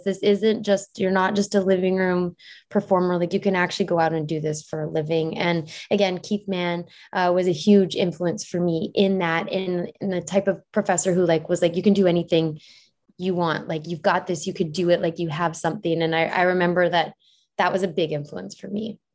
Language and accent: English; Airdrie, Alberta, Canada; moved away as an adult; now in Vancouver, Canada; I live in Vancouver. Oh, I'm actually from Airdrie